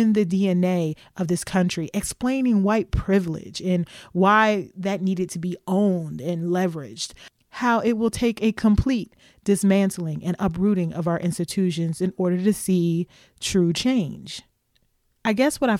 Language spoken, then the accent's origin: English; Louisville, Kentucky, United States; my hometown of Louisville, Kentucky